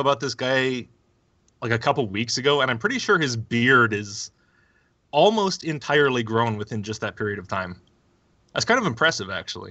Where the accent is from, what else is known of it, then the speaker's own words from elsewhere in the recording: Alberta, Canada; I'm from Alberta.